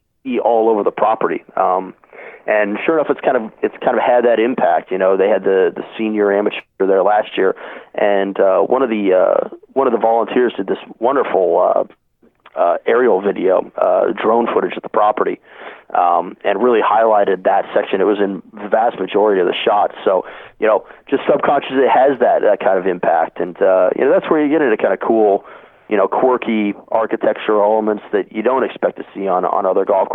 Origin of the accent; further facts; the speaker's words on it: Oregon, United States; growing up in Oregon